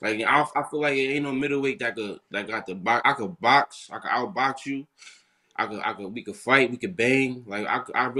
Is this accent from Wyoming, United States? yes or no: no; Paterson, New Jersey, United States; I was from Patterson